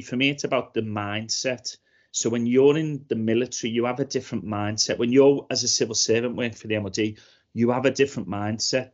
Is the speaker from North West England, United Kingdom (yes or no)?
yes; Liverpool, North West England, United Kingdom; I grew up in Liverpool in the eighties